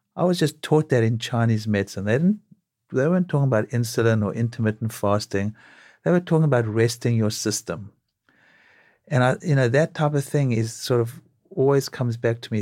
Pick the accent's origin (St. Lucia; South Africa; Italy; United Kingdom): South Africa; now in New York, United States; growing up in South Africa